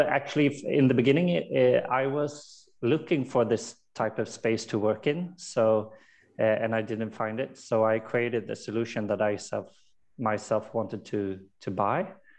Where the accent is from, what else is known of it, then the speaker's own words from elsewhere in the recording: Sweden; Born and raised in Sweden.